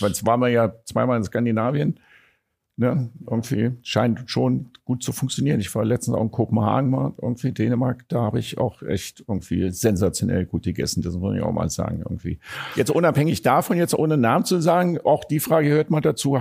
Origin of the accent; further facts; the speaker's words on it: Berlin, Germany; ich als Berliner